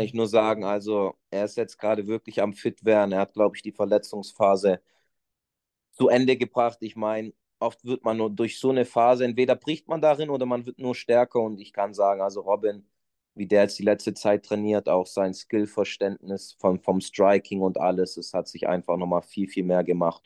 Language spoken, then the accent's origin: German; Stuttgart, Baden-Württemberg, Germany; also born or lived in Portugal; ich bin hier in Deutschland geboren und bin bis ich acht Jahre alt war, eigentlich auch hier in Deutschland groß geworden, im Schwabenländle, nee, Stuttgart